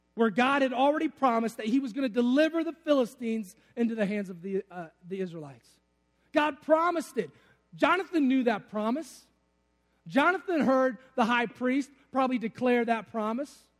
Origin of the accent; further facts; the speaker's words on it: Detroit, Michigan, United States; I'm from Detroit